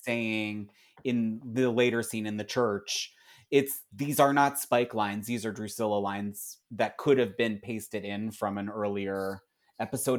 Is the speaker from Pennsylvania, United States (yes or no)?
yes; Philadelphia, Pennsylvania, United States; I'm from Philly